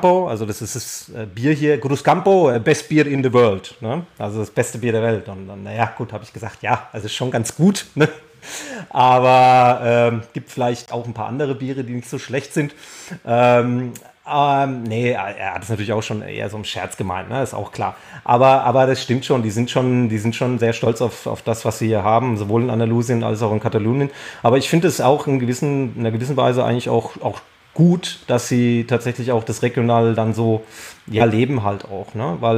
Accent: Bavaria, Germany; also ich bin in Nordbayern aufgewachsen, da spürt man das nicht so

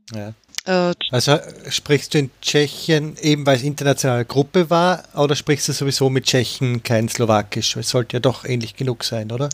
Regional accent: Austria; ich bin, bin eben aus Österreich

